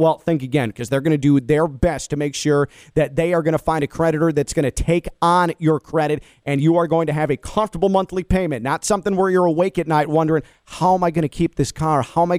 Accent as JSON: {"language": "English", "town": "Chicago", "region": "Illinois", "country": "United States", "tie": "born or raised there", "said": "despite my Chicago upbringing"}